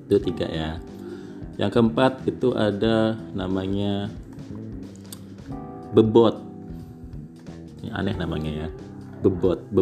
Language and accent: Indonesian; Krui, Lampung, Indonesia; nah ini masakan khas dari kampung saya dari Kroy